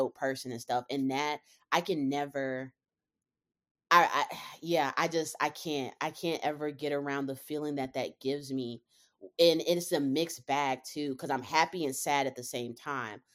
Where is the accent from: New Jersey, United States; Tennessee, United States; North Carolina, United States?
North Carolina, United States; Charlotte; moved away as an adult; also born or lived in Cincinnati, Ohio; born and raised in Charlotte, North Carolina